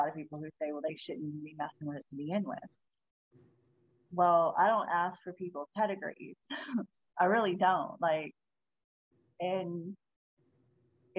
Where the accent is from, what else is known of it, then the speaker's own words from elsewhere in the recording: South Louisiana, United States; I'm from South Louisiana.